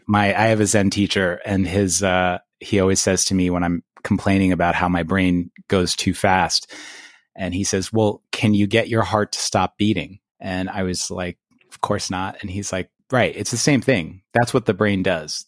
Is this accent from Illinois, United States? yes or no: no; New York City, New York, United States; also born or lived in Long Island; I grew up in Queens